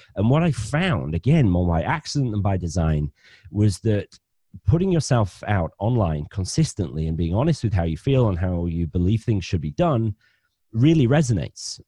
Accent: Bradford, Yorkshire and the Humber, United Kingdom; accent: northern; now in Cornwall, United Kingdom; I'm a northerner. I'm from Bradford in West Yorkshire originally, but I married a Cornish girl. So I now live ten miles from Land's End.

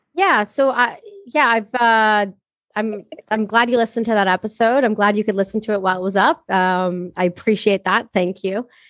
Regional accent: Canada; I'm Canadian, I'm a Canadian veteran

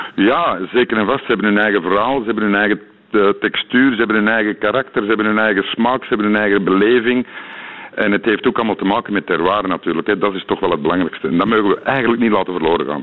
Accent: Belgium; als Belg

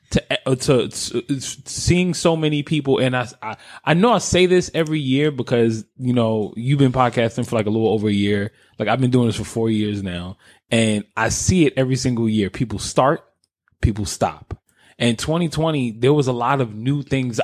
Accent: New York, United States; now in Philadelphia, United States

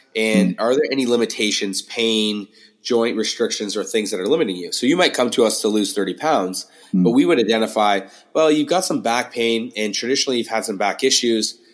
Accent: St. Thomas, Ontario, Canada; now in Toronto, Canada; I'm not from Toronto originally. Uh, I grew up in a town called St. Thomas, about three hours south.

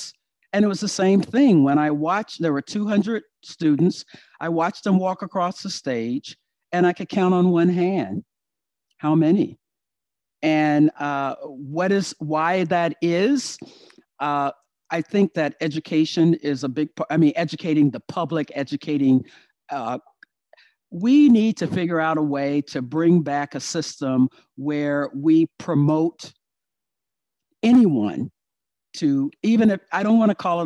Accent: Virginia, United States; moved away; I am from Virginia.

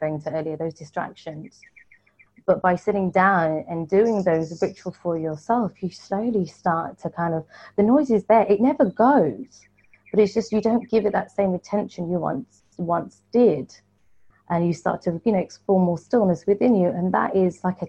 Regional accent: London, United Kingdom; I'm born and raised in London

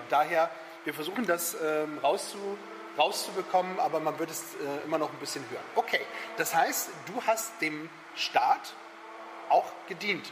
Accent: the North, Northern Germany, Germany; bei uns im Norden

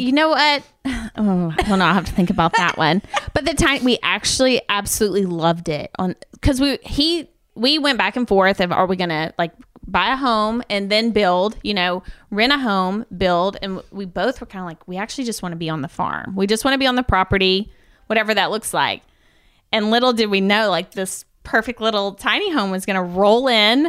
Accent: Georgia, United States; moved away; also born or lived in Shelbyville, Tennessee; pretty southern. my family, we're from Georgia.

